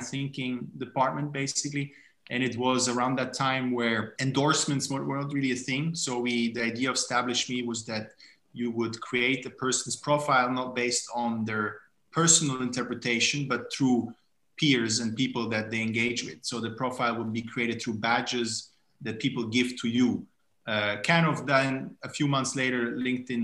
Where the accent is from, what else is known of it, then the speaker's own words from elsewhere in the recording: Gstaad, Bern, Switzerland; moved away as an adult; also born or lived in Italy / Zurich, Switzerland; now in Berlin, Germany; I was born and raised mostly in Switzerland, but also in Italy